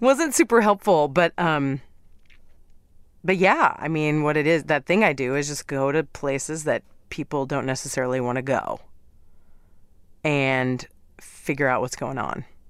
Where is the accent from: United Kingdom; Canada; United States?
United States; Midwest; moved away as an adult; also born or lived in New York / Middle East; now in Los Angeles, United States; I'm from the Midwest